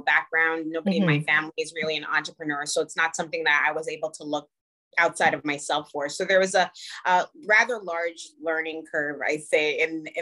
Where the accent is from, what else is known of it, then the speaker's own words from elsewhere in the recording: Toronto, Ontario, Canada; I grew up in the Jane and Finch area.